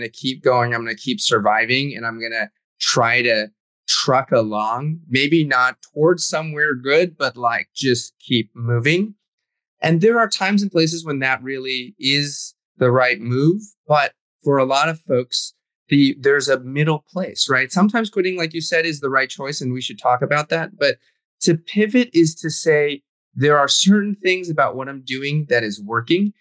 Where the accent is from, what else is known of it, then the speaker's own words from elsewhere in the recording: New England, United States; also born or lived in China / California / Brooklyn, New York; now in New York City, United States; I grew up in New England, spent some time in California. So I've kind of been all over. And of course, I was born in China